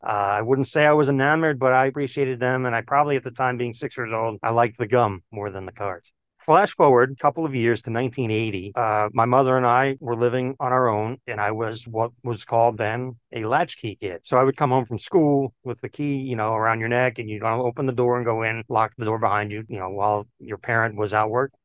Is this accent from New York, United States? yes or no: yes; New York City, New York, United States; I grew up in Queens, New York